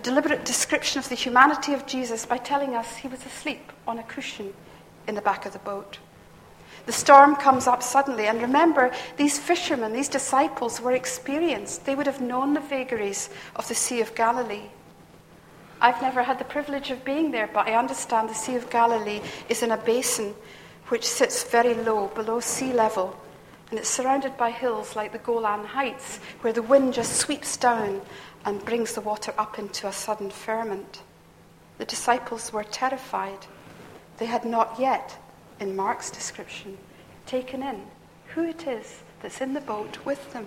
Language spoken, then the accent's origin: English; Perth, Scotland, United Kingdom; I come from Perth, that's where my childhood was